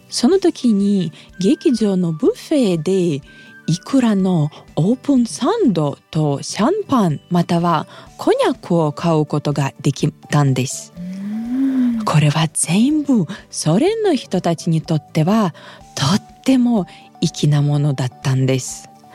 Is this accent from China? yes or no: no; Russia; 私ロシア人